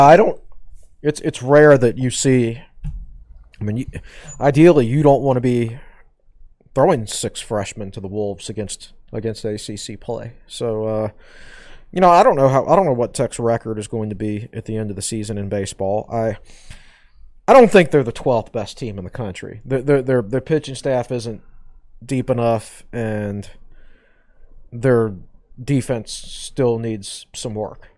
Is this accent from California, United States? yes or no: no; Southside Virginia, United States; when I grew up in Southside Virginia, I worked in a tobacco barn.